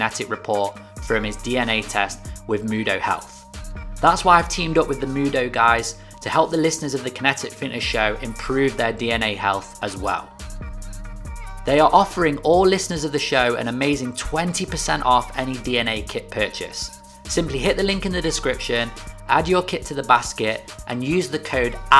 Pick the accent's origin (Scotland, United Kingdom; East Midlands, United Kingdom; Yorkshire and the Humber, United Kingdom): East Midlands, United Kingdom; Nottingham; He's based in Nottingham, my hometown. We're both from the same city.